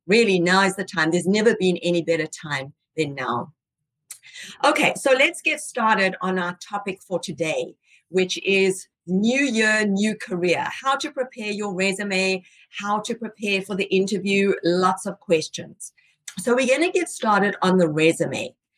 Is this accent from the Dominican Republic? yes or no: no; South Africa; moved away as an adult; now in United States; Estelle and I are both from South Africa